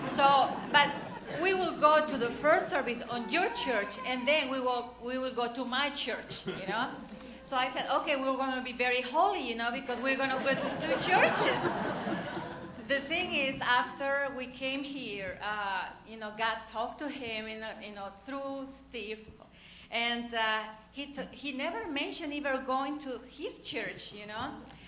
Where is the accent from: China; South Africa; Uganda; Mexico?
Mexico; English is a second language; moved away as an adult; when I came from Mexico, I was just like, I became Christian like 6 months before or 1 year before, something like that.